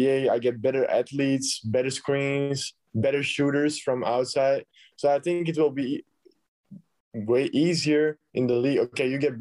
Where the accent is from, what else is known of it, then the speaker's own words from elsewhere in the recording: Belgium; I'm coming from Belgium.